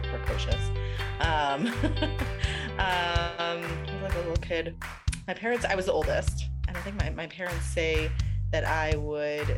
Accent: New York City, New York, United States; now in Israel; I grew up in Queens, in New York

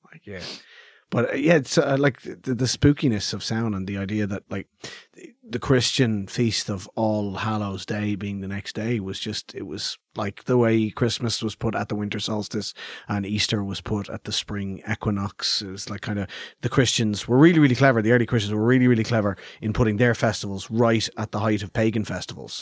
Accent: Clondalkin, Leinster, Ireland; I grew up in Clondalkin

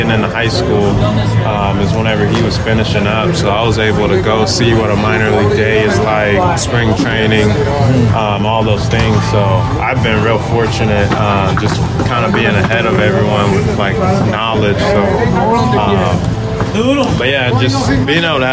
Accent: Texas, United States; growing up in Texas

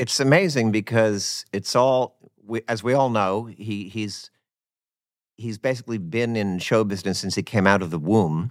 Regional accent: New Jersey, United States; accent: Jersey; I'm from Jersey

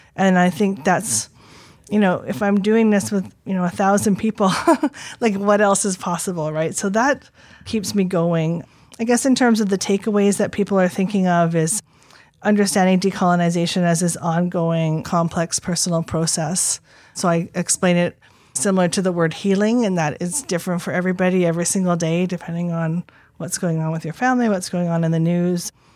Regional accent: Squamish, British Columbia, Canada; being born Squamish and then going to school and learning that I'm Indian

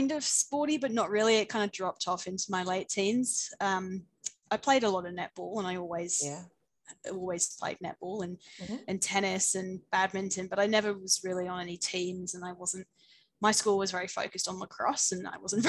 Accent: New Forest, Dorset, near Bournemouth, South West England, United Kingdom; moved away as an adult; also born or lived in Scotland / Middle East; now in Brisbane, Australia; I was born in the UK, in the southwest, just outside of a town called Bournemouth. So in the New Forest, if people know where that is, in Dorset. Yeah. And I lived there up until I was about 18

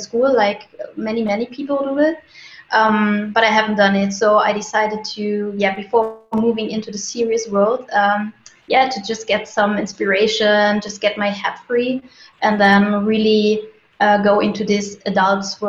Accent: Germany; now in Munich, Germany; I'm from Germany, originally from a city closer to Berlin, but I moved to Munich, and since then I'm actually living here

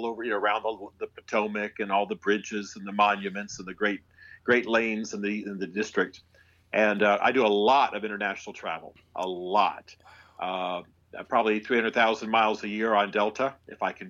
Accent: Germany; My unusual life is that I, it begins with the fact that I was raised in Europe. My father was an army officer Oh. And uh, so he was a military intelligence officer and a Russian linguist, special forces. And so I actually grew up in Germany.

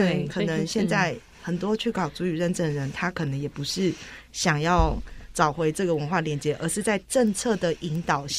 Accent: Taiwan; 我是来自大吉杜路，就是我们叫做着色群这个地区的巴林吉难家族的…

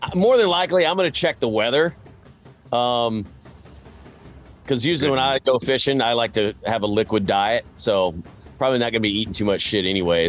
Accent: Tennessee, United States; I grew up in Tennessee

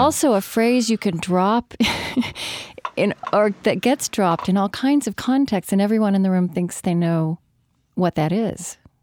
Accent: Shawnee, Oklahoma, United States; moved away; I grew up in a place called Shawnee in Pottawatomie County

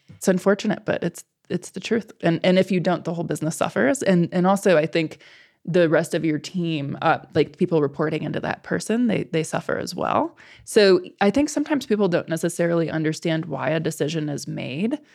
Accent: Midwest, United States; moved away; I'm from the Midwest originally

